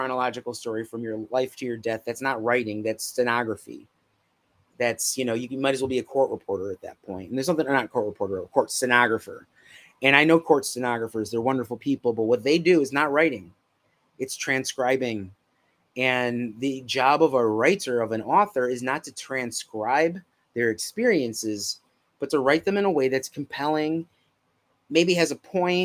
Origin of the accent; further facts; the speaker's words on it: Chicago, Illinois, United States; I'm from Chicago.